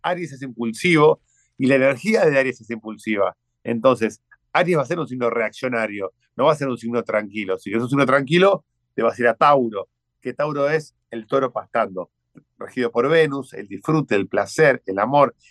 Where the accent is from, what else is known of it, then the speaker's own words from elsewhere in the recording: Argentina; Aquí en Argentina le decimos es un dandy